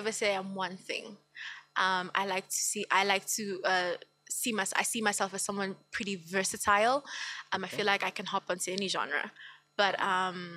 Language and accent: English; Empangeni, KwaZulu-Natal, South Africa; now in Gauteng, South Africa; I'm from Empangeni, KwaZulu-Natal. Okay. But I live here in Gauteng, obviously, okay, because of work